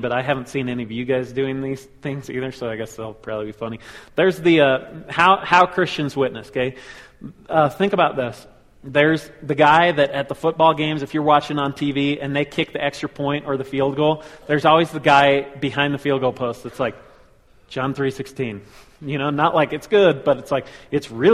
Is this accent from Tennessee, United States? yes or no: no; Colorado Springs, Colorado, United States; we grew up in Colorado Springs